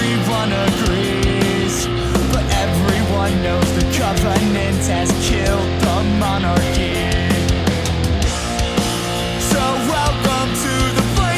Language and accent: English; Chicago, Illinois, United States; my hometown scene, which is the greater Chicago area